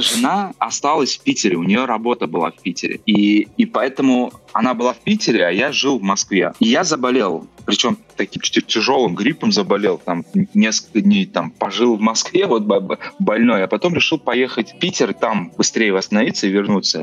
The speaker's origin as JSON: {"language": "Russian", "country": "Uzbekistan", "also_born_or_lived": "Russia / London / Canada", "second_language": "Russian", "moved": "yes", "said": "я из Узбекистана. А я когда приехал в Россию"}